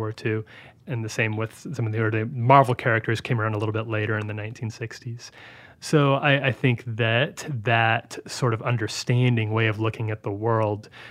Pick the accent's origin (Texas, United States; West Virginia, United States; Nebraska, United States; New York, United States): Nebraska, United States; I was raised in Nebraska, very red state, very patriotic